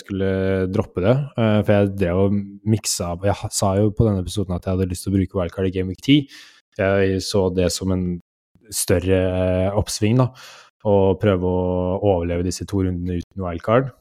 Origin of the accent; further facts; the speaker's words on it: Norway; vi er nordmenn